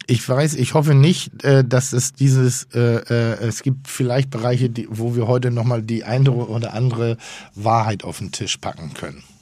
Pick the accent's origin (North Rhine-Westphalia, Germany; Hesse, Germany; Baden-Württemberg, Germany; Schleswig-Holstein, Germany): Schleswig-Holstein, Germany; denn ich komme ja aus Schleswig-Holstein.